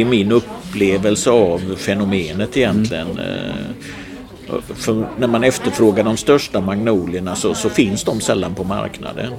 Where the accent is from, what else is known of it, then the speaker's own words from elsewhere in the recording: Gothenburg, Västra Götaland, Sweden; jag är ju uppvuxen i Göteborg, östra stadsdelarna i närheten av Delsjöreservatet